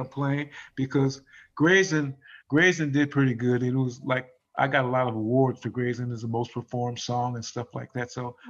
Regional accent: San Diego, California, United States; Growing up, I grew up in San Diego.

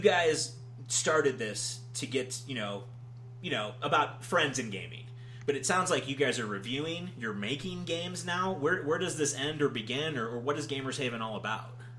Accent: Georgia, United States; I'm from Georgia

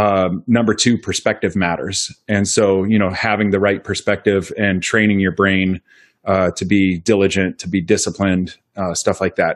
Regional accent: Pleasant Hill, Iowa, United States; in Pleasant Hill, about a mile up the road from where I grew up

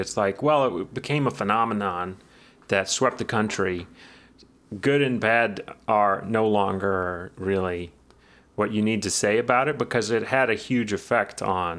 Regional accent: New York, United States; And we're from New York, but we speak like this

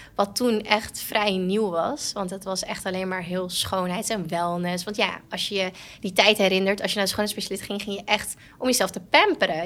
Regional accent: Purmerend, North Holland, Netherlands; Wij komen uit Permanent.

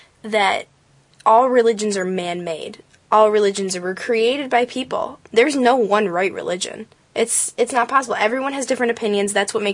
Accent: Jackson, United States; moved away; I grew up in Jackson, which is mainly, I consider it mainly rural

